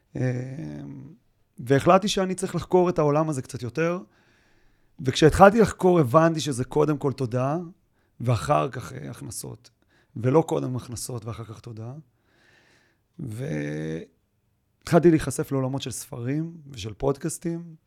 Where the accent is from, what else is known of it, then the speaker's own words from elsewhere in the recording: Israel; אני באמת בא מקיבוץ